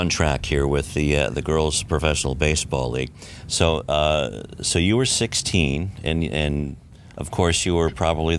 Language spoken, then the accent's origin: English; Tustin, California, United States; I went to Foothill High School in Tustin. Oh, did you? Yeah, yeah. So I'm from Tustin. I've been many places, but I always keep coming back and finding a place to work here in the L.A. area